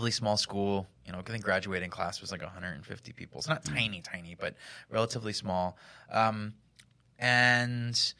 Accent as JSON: {"language": "English", "town": "Hellertown", "region": "Pennsylvania", "country": "United States", "tie": "born or raised there", "moved": "yes", "lives_now": "Philadelphia, United States", "said": "I grew up in Hellertown, Pennsylvania"}